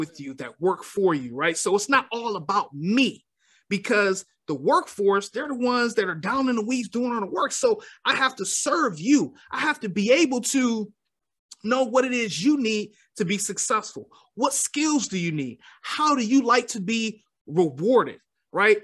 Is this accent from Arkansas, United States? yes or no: no; Detroit, Michigan, United States; I am born and raised in Detroit, Michigan